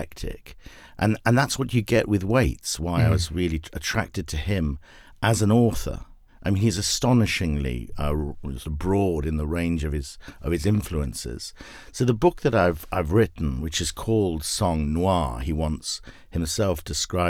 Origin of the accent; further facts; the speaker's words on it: United Kingdom; moved away as an adult; now in Los Angeles, United States; as you can tell, obviously, from the accent, I'm not from Southern California. I was a British filmmaker